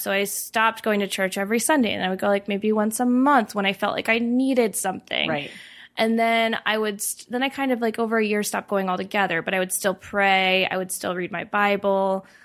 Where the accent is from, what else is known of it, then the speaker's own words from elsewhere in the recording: Indiana, United States; moved away as an adult; now in Denver, United States; I grew up um, in Indiana